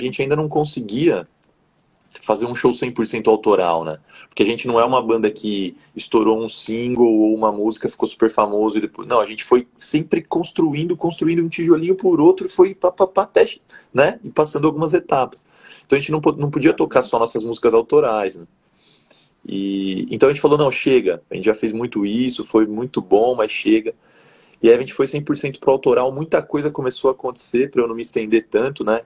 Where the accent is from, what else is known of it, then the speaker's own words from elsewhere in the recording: Jundiaí, São Paulo, Brazil; also born or lived in Rio Claro; Eu sou aqui de Jundiaí, interior de São Paulo